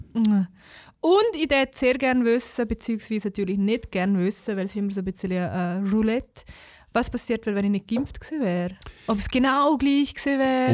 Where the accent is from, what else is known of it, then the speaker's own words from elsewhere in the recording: Switzerland; als Schweizer